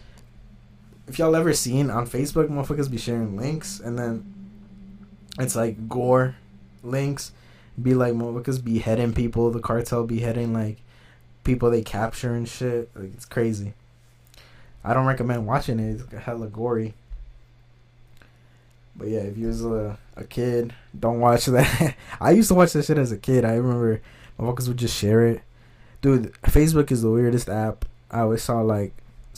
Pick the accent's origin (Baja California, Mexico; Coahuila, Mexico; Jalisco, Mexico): Jalisco, Mexico; I'm from Jalisco